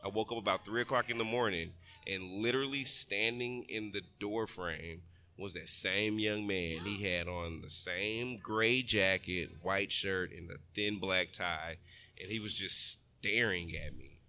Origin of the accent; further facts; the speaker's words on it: Texas, United States; I'm from Texas